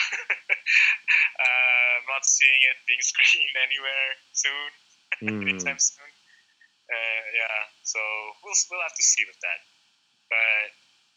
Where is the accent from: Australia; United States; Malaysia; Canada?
Malaysia; Semporna, Sabah; moved away; also born or lived in United Kingdom / West Malaysia; Semporna, which is my hometown